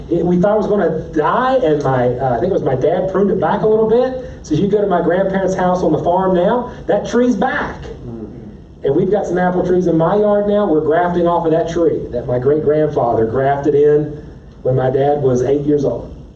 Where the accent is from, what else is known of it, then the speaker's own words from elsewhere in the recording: West Virginia, United States; I'm from West Virginia.